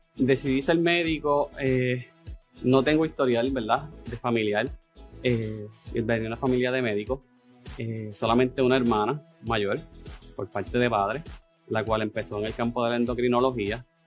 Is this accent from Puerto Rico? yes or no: yes; Adjuntas, Puerto Rico; a mi pueblito de adjuntas